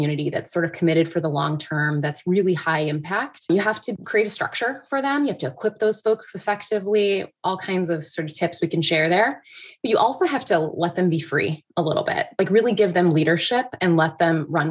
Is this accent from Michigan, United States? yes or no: yes; Michigan, United States; moved away as an adult; also born or lived in New York; I'm from Michigan originally